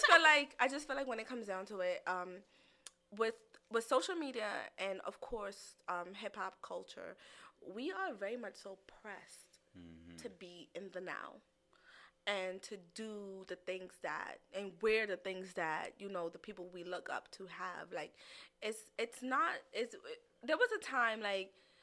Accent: New York, United States; I'm a New Yorker.

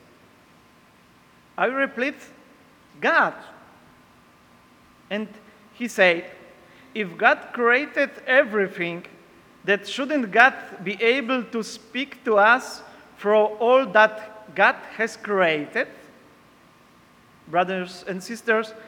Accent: Poland; English is a second language; moved away as an adult; now in Peru; I am from Poland.

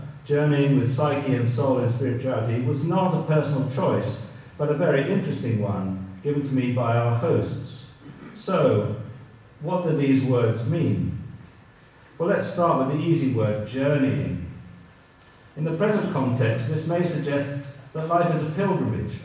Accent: England, United Kingdom; I'm an English person and an Anglican

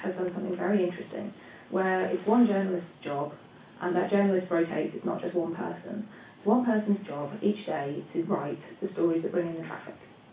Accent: United Kingdom; I speak as a British person here

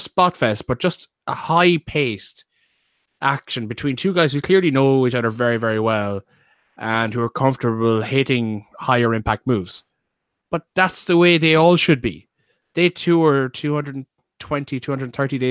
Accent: Ireland; I'm Irish

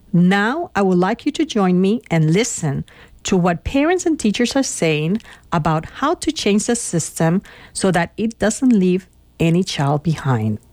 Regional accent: Puerto Rico; moved away; I am originally from Puerto Rico

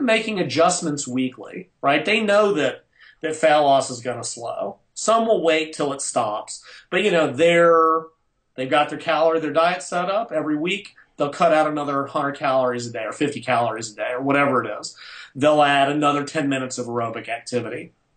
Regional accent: United States; I'm American

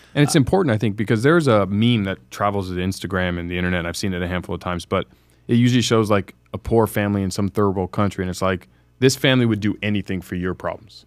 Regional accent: United States; being an American in this country

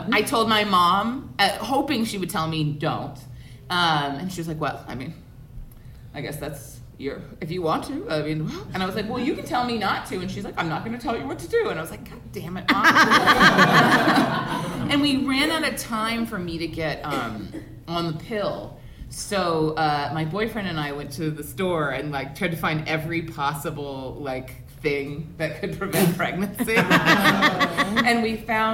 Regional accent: Oahu, Hawaii, United States; My close friends and I grew up on Oahu

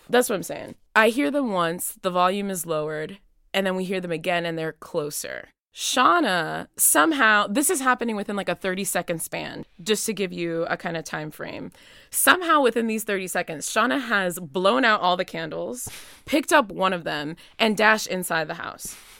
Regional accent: Miami, Florida, United States; moved away as an adult; also born or lived in Nashville, Tennessee; now in Williamstown, United States; I'm originally from Miami, Florida, but I'm coming to Williamstown by way of Nashville, Tennessee

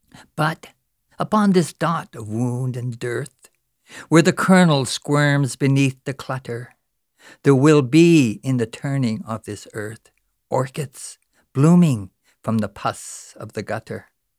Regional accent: Newfoundland and Labrador, Canada; I'm from Newfoundland.

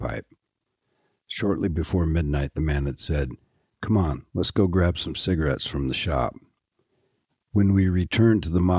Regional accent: Seattle, Washington, United States; I was a singer from Seattle

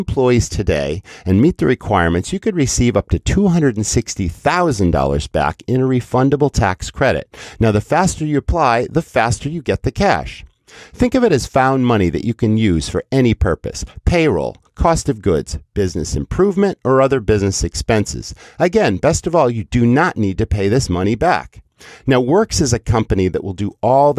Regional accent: New England, United States; I grew up in New England

